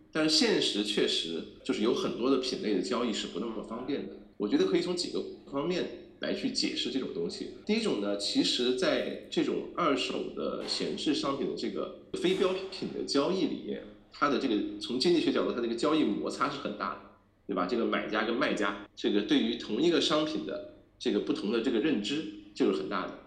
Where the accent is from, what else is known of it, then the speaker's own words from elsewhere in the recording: China; 我们中国人